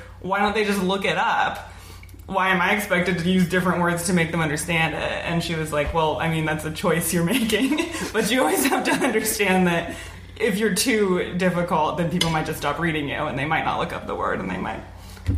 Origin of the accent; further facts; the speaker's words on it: Oregon, United States; grew up in Oregon.